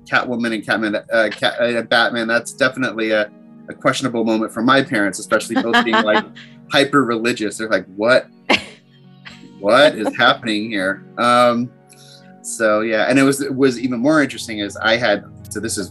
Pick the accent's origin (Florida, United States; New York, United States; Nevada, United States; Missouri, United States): New York, United States; Long Island; now in San Francisco, United States; I grew up on Long Island